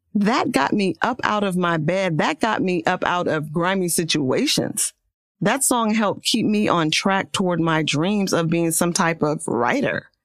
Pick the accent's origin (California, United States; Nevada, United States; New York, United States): California, United States; Oakland; I come from Oakland